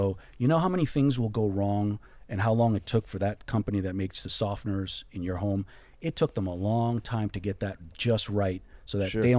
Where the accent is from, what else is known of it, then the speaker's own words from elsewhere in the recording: Florida, United States; You know, I'm from Florida.